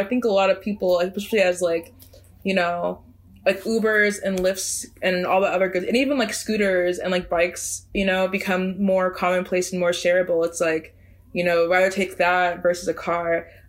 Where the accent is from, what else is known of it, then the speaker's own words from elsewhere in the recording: Chicago, Illinois, United States; now in New York, United States; I'm also from Chicago.